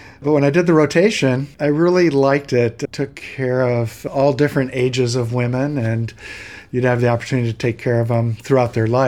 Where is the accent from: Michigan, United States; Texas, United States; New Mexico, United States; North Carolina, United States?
Michigan, United States; moved away as an adult; also born or lived in Chicago / Columbus, Ohio / Los Angeles / Minneapolis; I grew up in Michigan and went to college in Michigan